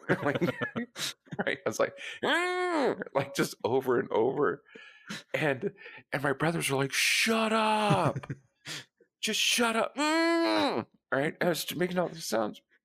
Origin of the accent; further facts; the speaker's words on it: Colorado, United States; moved away; I grew up in Colorado